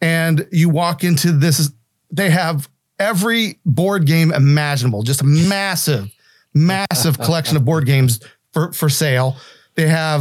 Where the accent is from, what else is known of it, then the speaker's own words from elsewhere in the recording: West Virginia, United States; I'm from West Virginia